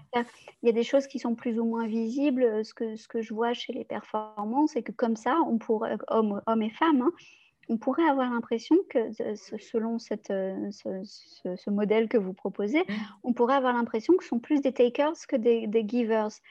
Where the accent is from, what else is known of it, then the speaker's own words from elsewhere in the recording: Lyon, Auvergne-Rhône-Alpes, France; je suis lyonnaise